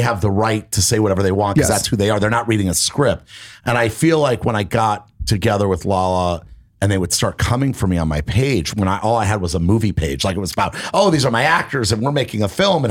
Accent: Miami, Florida, United States; moved away as an adult; also born or lived in New York; now in Los Angeles, United States; I grew up in Miami.

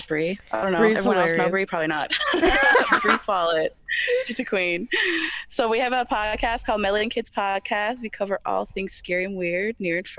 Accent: Newfoundland and Labrador, Canada; I'm from Newfoundland, Labrador. I'm from the East Coast, baby.

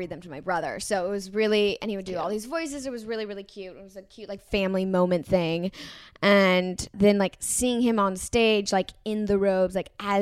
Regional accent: New York, United States; moved away; I grew up in New York

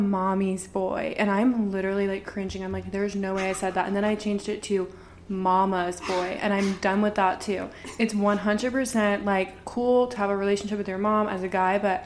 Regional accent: Atlanta, Georgia, United States; now in Nashville, United States; We're from Atlanta

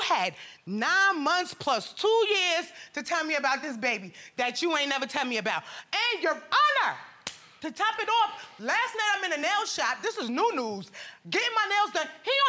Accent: New York, United States; now in Georgia, United States; I'm not from Georgia where we live at. I'm from New York. And I came down here.

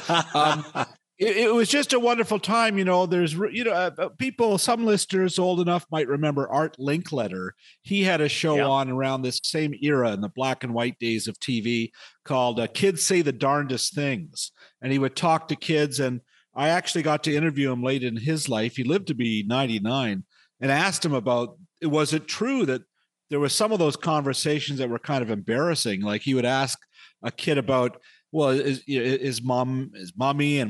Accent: Toronto, Ontario, Canada; I was a youngster growing up in the West End of Toronto, Etobicoke

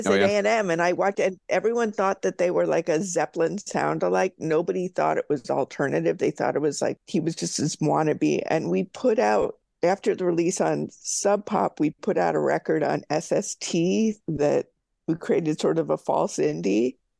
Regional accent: Pennsylvania, United States; as a Philadelphian, Philadelphian, Jim, and as someone who grew up outside of Philadelphia, I got to acknowledge the ….

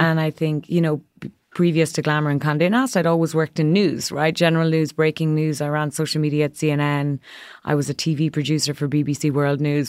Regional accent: Ireland; moved away as an adult; now in New York, United States; growing up in a country, I'm from Ireland

